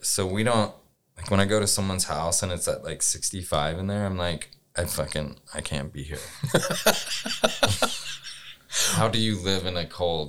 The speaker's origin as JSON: {"language": "English", "region": "Louisiana", "country": "United States", "moved": "yes", "said": "When I'm from Louisiana"}